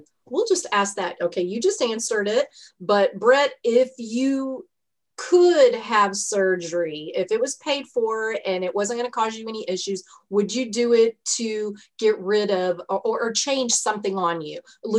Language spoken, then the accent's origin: English; Texas, United States; duh. I'm from Texas. I'm 54. I'll be 55 in July.